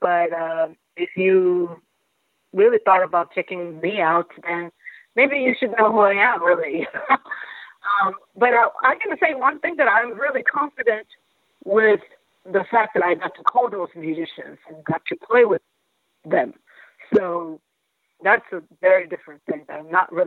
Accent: Kobe, Hyogo, Japan; English is a second language; moved away as an adult; also born or lived in Kyoto; now in New York, United States; I grew up in Kobe

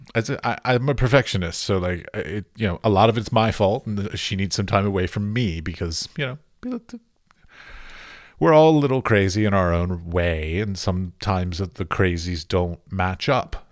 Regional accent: United States; moved away as an adult; now in Prague, Czech Republic; I'm an American artist living in Europe

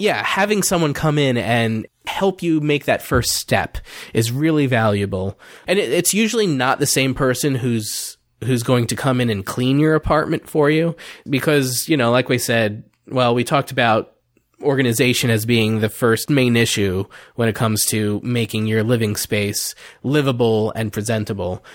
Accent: New Jersey, United States; also born or lived in Delaware; I moved back to my home state of New Jersey

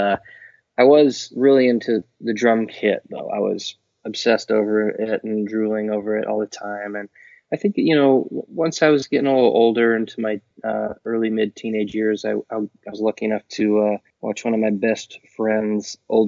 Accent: Portland, Oregon, United States; I was born in Portland, and it has been where I've been living forever

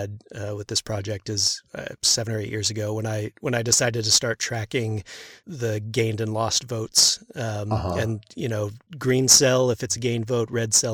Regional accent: Houston, Texas, United States; I grew up in Houston

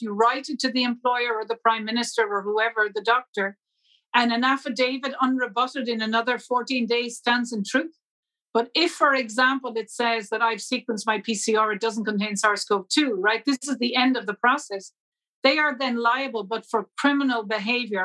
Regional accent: Ireland; I, as an Irish national

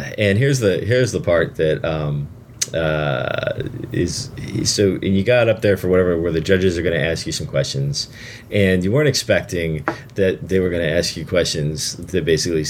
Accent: New Jersey, United States; moved away; when I was growing up in New Jersey.

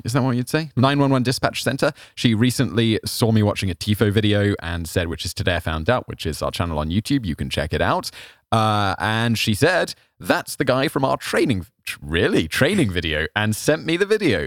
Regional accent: United Kingdom; I feel as a British person

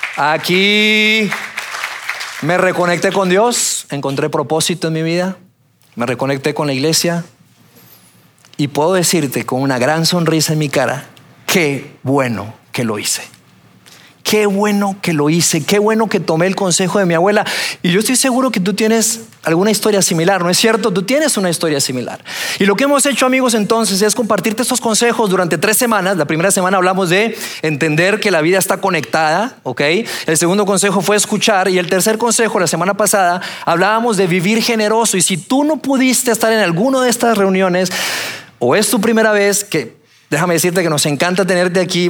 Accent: Bogotá, Colombia; moved away; also born or lived in Torreón, Mexico; yo nací en Torreón, soy mexicano. A la edad de tres años me fui a vivir a Colombia, a Bogotá, y allá me crié

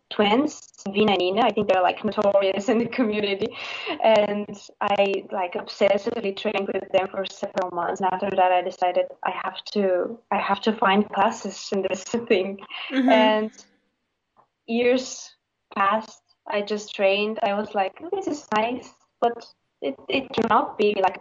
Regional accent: Bulgaria; I'm from Bulgaria.

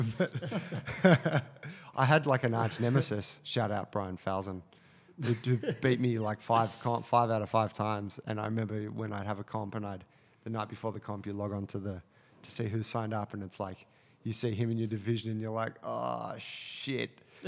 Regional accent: Sydney, New South Wales, Australia; a middle class kid growing up in Sydney

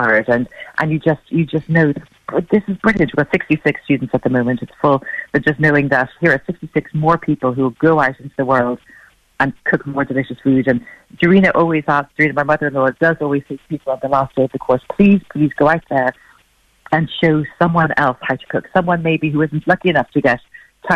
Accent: Ireland; I'm Irish

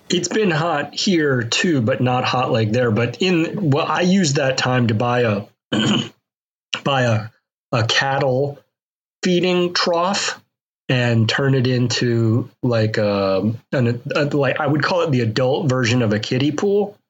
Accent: Mobile, Alabama, United States; moved away; I grew up in Mobile, Alabama, where they keep that that hot.

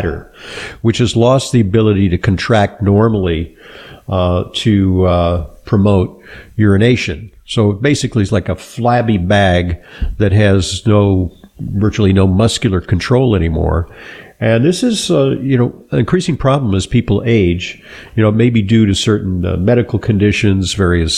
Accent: Los Angeles, California, United States; I grew up in Southern California, in the Los Angeles basin, and there were routine smog alerts

